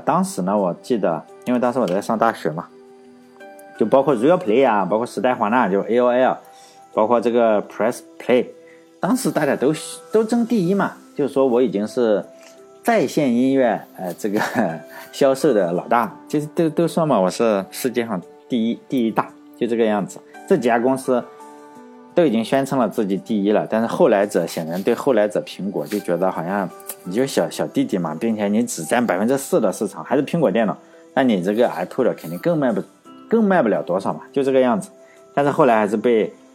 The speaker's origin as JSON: {"language": "Chinese", "town": "Laiwu", "region": "Shandong", "country": "China", "tie": "born or raised there", "said": "我老家是莱坞的，我们这个宣传也是自己叫好莱坞"}